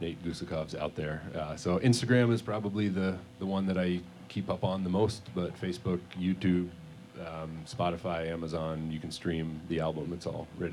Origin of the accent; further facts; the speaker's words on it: Bristol, Vermont, United States; in Bristol, my hometown